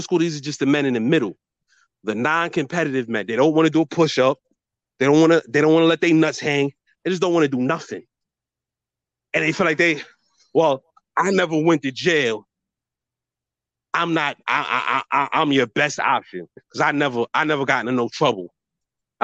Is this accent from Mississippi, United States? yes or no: no; New York City, New York, United States; I'm from Brooklyn.